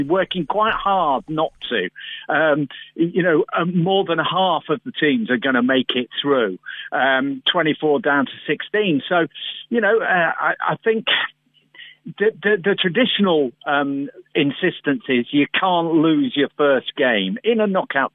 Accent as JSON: {"language": "English", "region": "England", "country": "United Kingdom", "said": "We're English"}